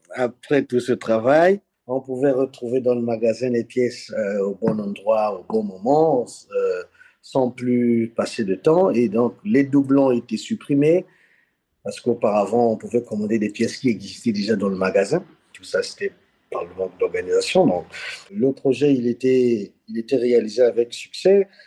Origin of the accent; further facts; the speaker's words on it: Republic of the Congo; moved away as an adult; also born or lived in Cameroon / Democratic Republic of the Congo; now in Dili, Timor-Leste; J'ai grandi au Congo-Brazzaville, pays dans lequel je suis né